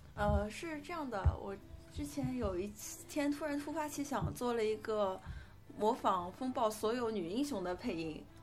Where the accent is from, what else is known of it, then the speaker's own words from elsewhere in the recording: Shanghai, China; 像我作为一个图书图书长的上海人，我的前后鼻音一直是个问题